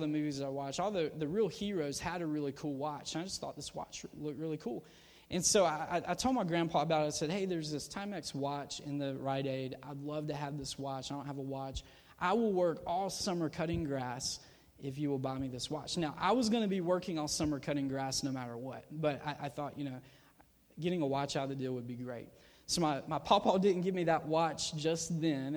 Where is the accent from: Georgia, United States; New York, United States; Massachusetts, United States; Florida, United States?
Georgia, United States; my small town that I grew up in in Georgia